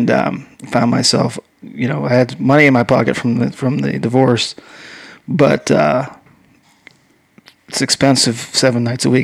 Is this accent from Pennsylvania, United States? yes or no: yes; Pennsylvania, United States; There's only 14 schools in the country, and growing up in Pennsylvania, I'd have to go to.